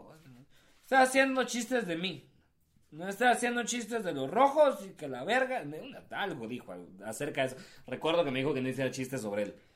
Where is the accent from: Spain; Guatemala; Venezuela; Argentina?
Guatemala; nos morimos por el fútbol en este país